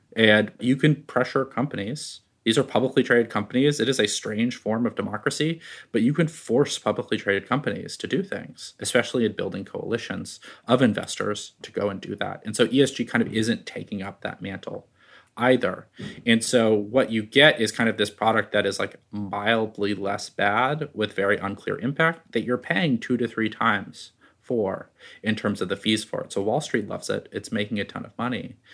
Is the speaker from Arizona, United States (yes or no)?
no; Bay Area, California, United States; I grew up in the Bay Area